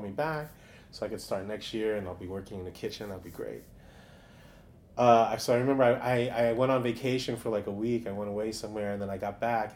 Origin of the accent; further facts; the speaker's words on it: New York City, New York, United States; I grew up in uh, Stuyvesant